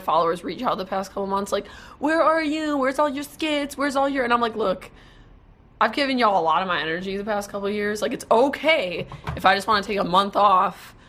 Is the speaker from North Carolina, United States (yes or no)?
no; Wisconsin, United States; now in Dallas, United States; since I'm from Wisconsin